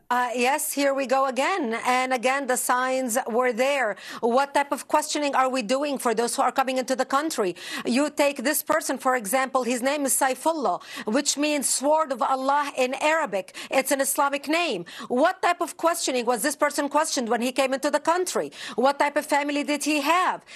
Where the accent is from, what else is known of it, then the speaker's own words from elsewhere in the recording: United States; I'm an American